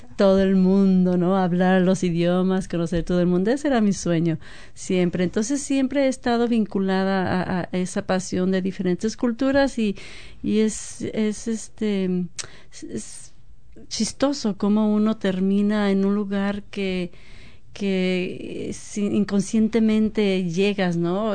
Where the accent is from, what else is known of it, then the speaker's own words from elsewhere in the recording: Guadalajara, Jalisco, Mexico; moved away as an adult; also born or lived in Seattle; now in New Zealand; originaria de Guadalajara, México.